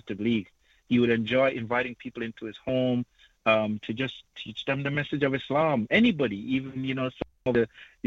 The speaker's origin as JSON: {"language": "English", "country": "Jamaica", "moved": "yes", "said": "I hail from Jamaica"}